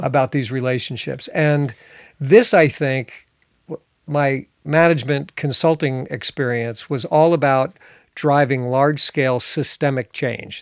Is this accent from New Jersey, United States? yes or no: yes; New Jersey, United States; now in northern Michigan, United States; I grew up in New Jersey